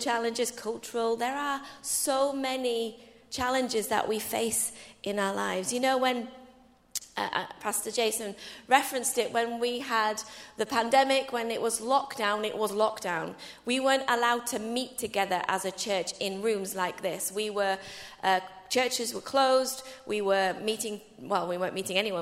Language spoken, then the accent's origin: English; England, United Kingdom; I'm your English sister